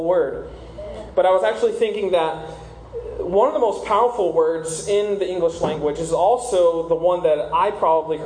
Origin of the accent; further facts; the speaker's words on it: South Carolina, United States; moved away as an adult; now in Southwest Ranches, United States; I'm originally from South Carolina. I moved down here a couple years ago with my wife